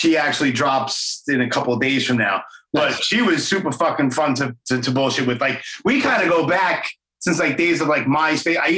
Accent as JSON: {"language": "English", "region": "New York", "country": "United States", "said": "I'm a New York guy"}